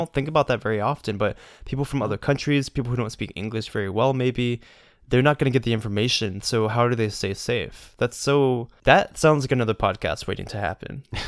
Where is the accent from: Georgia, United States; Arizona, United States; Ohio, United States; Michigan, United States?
Georgia, United States; I'm a Georgia boy